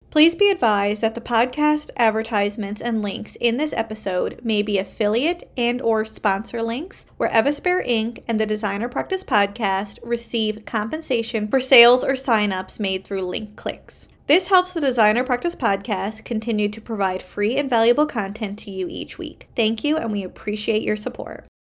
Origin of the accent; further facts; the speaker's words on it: Canada; I am a Canadian social worker